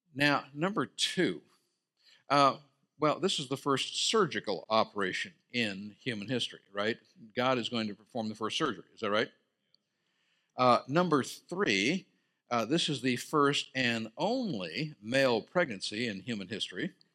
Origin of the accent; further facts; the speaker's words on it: Scotland, United Kingdom; also born or lived in Brazil; I'm Scottish.